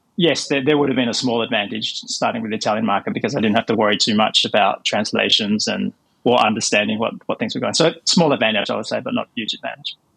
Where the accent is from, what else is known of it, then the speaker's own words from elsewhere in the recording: Australia; moved away as an adult; also born or lived in Minneapolis, United States / Hong Kong / Italy; I grew up in Australia